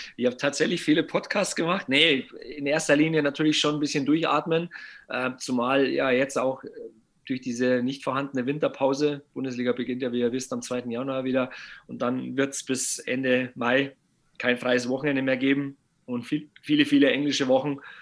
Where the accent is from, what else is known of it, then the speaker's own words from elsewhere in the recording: Bavaria, Germany; Bei uns in Bayern